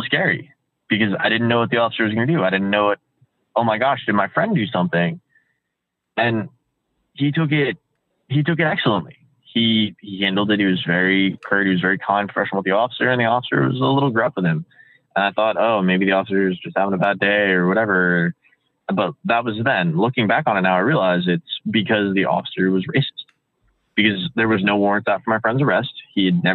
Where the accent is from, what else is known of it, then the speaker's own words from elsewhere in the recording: Springfield, United States; I've growing up in Springfield.